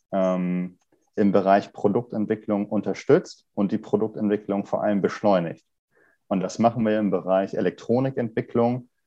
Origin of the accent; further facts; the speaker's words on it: Kiel, Schleswig-Holstein, Germany; Ich komme auch ursprünglich ein, äh, aus Kiel, und bin hier zur Schule gegangen, habe hier Mechatronik studiert